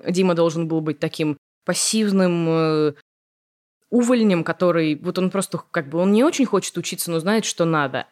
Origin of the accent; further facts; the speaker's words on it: Moscow, Russia; Я коренная москвичка, и училась я в Москве.